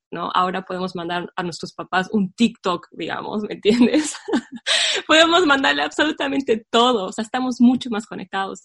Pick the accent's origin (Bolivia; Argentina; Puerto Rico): Bolivia; La Paz; nuestra hermosa ciudad